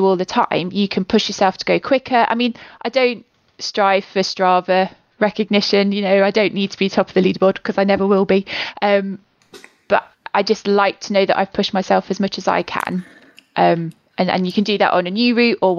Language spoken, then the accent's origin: English; Leicester, East Midlands, United Kingdom; moved away as an adult; also born or lived in Nottingham; now in Newcastle, United Kingdom; I'm from Leicester originally.